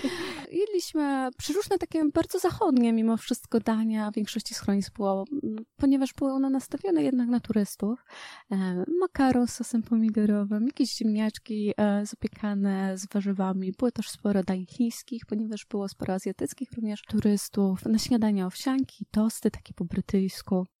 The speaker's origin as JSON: {"language": "Polish", "region": "Świętokrzyskie Voivodeship", "country": "Poland", "said": "Ja też pochodzę ze Świętokrzyskiego, więc mamy tam małe góry"}